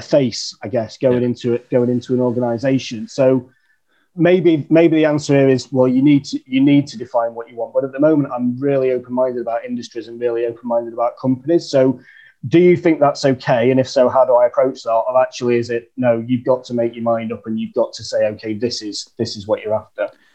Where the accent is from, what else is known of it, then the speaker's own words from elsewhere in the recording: Chesterfield, East Midlands, United Kingdom; now in London, United Kingdom; I'm living in London, uh, but right. I'm from a place called Chesterfield in the north okay. of England